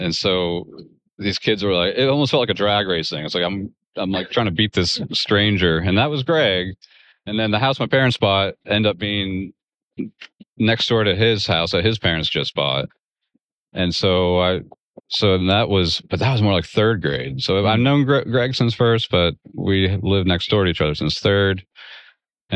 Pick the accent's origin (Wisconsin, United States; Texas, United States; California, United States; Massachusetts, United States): Texas, United States; also born or lived in Muskegon, Michigan; I moved from Michigan to Texas when I was like five